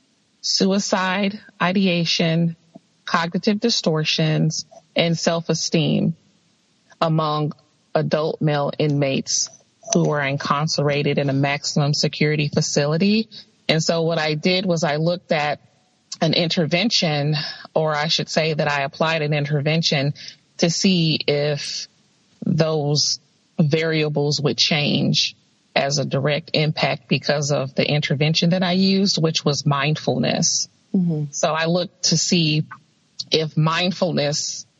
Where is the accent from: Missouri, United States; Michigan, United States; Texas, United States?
Michigan, United States; Pontiac; moved away as an adult; now in Tennessee, United States; I'm originally from Michigan, Pontiac, Michigan. I relocated here in pursuit of an education.